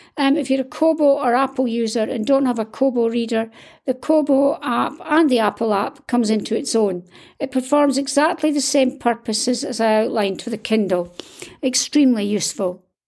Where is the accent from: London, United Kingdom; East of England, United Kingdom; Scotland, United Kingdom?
Scotland, United Kingdom; I'm Scottish